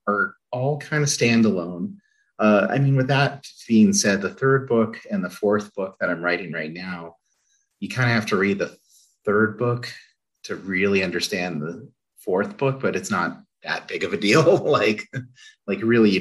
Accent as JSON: {"language": "English", "town": "Albuquerque", "region": "New Mexico", "country": "United States", "tie": "born or raised there", "moved": "yes", "said": "Growing up in Albuquerque"}